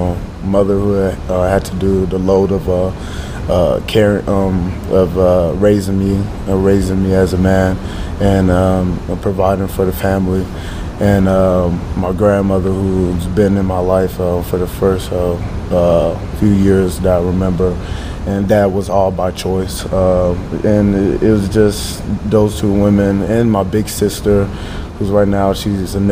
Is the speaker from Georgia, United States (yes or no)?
yes; Atlanta, Georgia, United States; English is a second language; also born or lived in Africa; now in Lincoln, United States; I'm from Metro Atlanta, Georgia